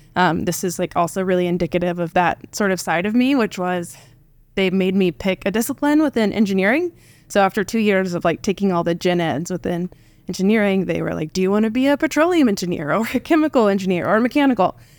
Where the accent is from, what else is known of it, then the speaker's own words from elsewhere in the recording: Tecumseh, Oklahoma, United States; I am uh, Oklahoman born and raised. I grew up in Tecumseh, which is a town of, I think, about 8,000 when I was there.